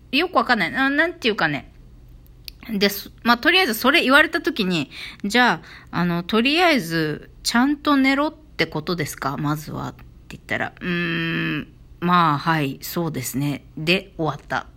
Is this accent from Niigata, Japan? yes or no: no; a village in Okinawa Prefecture, Japan; 私の実家から めちゃくちゃ近い